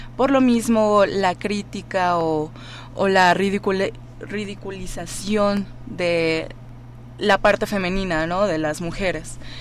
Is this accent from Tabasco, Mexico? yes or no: no; Mazatlán, Sinaloa, Mexico; now in Mexico City, Mexico; yo soy de Mazatlán